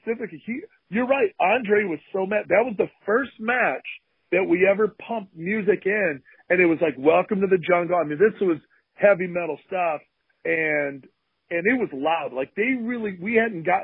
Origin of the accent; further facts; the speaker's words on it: Ludington, Michigan, United States; where I grew up in Ludington, Michigan, where my parents still have their house